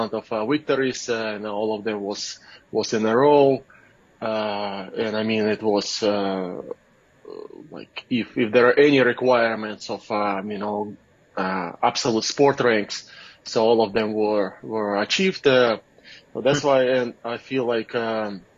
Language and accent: English; Russia; moved away as an adult; now in United States; I was born in Russia. I'm from Russia originally.